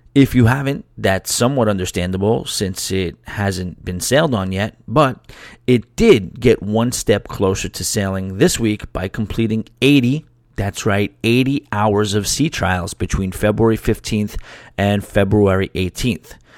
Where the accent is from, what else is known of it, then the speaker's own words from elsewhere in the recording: South Shore, Long Island, Nassau County, New York, United States; moved away as an adult; I'm from the South Shore, Long Island, played football growing up, and, you know, I was a little bit of a clown and a little bit of an idiot kind of my first couple years before I left Long Island